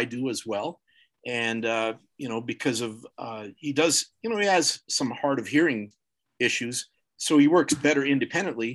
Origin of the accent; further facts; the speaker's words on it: Kelvington, Saskatchewan, Canada; also born or lived in Alberta / Colorado; now in United States; where I grew up in Saskatchewan and Kelvington